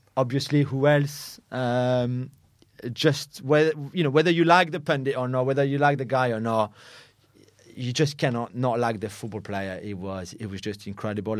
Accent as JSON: {"language": "English", "country": "France", "tie": "born or raised there", "moved": "yes", "said": "in our country, in France"}